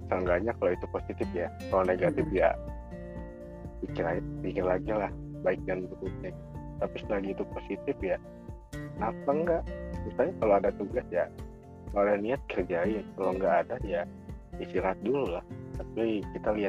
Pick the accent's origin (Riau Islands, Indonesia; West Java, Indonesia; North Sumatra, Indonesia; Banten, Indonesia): Banten, Indonesia; born there; Saya juga kelahiran dari Banten kok.